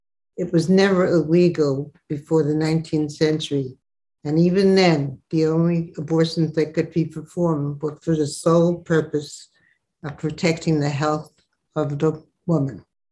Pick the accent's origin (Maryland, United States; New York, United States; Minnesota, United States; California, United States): New York, United States; Brooklyn; Brooklyn, New York.